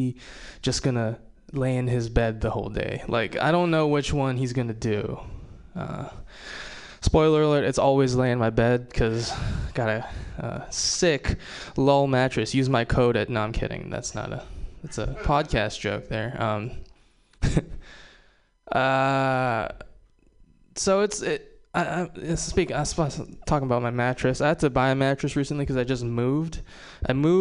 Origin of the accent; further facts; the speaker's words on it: Hawaii, United States; I'm Japanese and from Hawaii